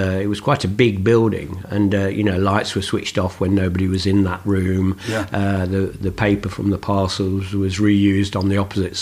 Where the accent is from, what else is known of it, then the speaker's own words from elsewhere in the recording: Nottingham, East Midlands, United Kingdom; also born or lived in Beeston, Nottinghamshire; Nottingham, which is my hometown